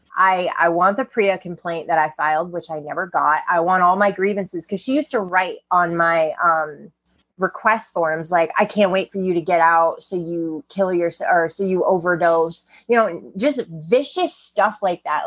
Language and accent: English; Maine, United States; growing up in Maine, it's 94% white people